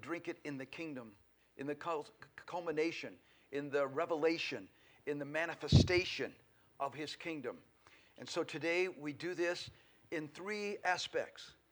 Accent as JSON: {"language": "English", "region": "Colorado", "country": "United States", "tie": "born or raised there", "also_born_or_lived": "Oregon", "moved": "yes", "lives_now": "Billings, United States", "said": "We were born and raised in Colorado, so all of the West feels very at home to us."}